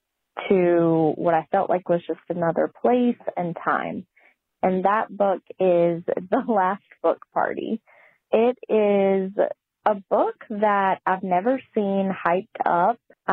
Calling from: Raleigh, North Carolina, United States; I'm calling in from Raleigh, North Carolina, about my favorite beach read.

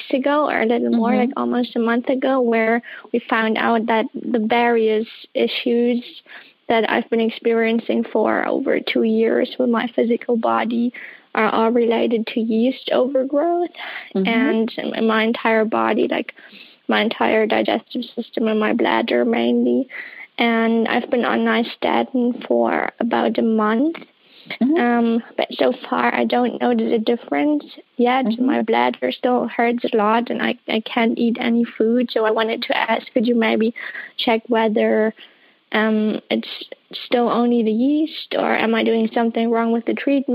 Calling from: Berlin, Germany; I'm calling from Berlin, Germany.

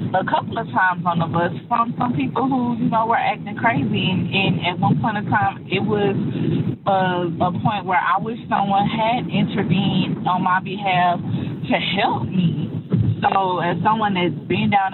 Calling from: Houston, Texas, United States; from Houston, Texas.

